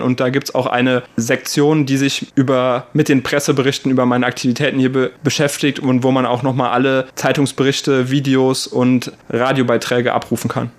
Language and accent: German; Germany; moved away as an adult; now in Taiwan; bei uns in Deutschland